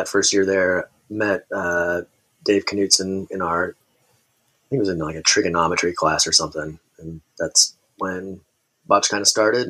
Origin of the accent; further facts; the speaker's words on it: Kansas, United States; born there; also born or lived in Tacoma, Washington; I was like a military kid. So I was born in Kansas and then bounced around, kind of all throughout my childhood.